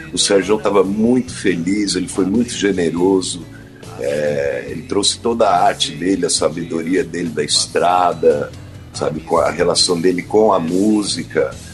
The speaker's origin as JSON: {"language": "Portuguese", "area": "Serra da Cantareira", "region": "São Paulo", "country": "Brazil", "tie": "born or raised there", "said": "Tô confinado aqui na Serra da Cantareira, na casa onde eu cresci."}